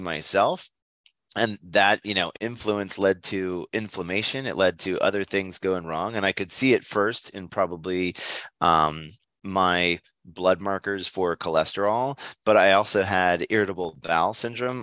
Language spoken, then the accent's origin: English; near Hershey, Pennsylvania, United States; moved away as an adult; also born or lived in Southern California; I come from Pennsylvania, uh, Hershey, Pennsylvania, in fact, is right next door to my hometown